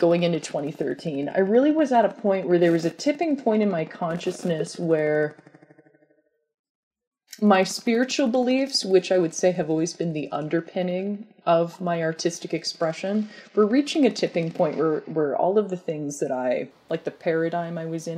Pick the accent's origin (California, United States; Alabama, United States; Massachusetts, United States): California, United States; Temecula; moved away as an adult; also born or lived in San Francisco; Temecula, where I grew up, which is an hour south